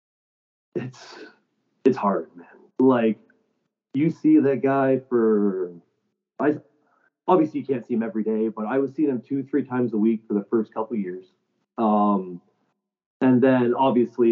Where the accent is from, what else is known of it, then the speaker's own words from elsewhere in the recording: St. Catharines, Ontario, Canada; we're both from St. Catharines, right? Like, we're both local